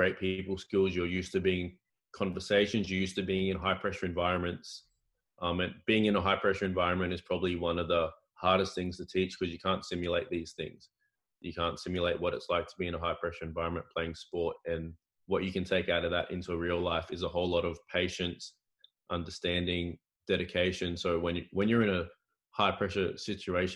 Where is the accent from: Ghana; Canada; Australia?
Australia; Cairns, Queensland; moved away as an adult; also born or lived in United States / Portugal; I'm from Cairns originally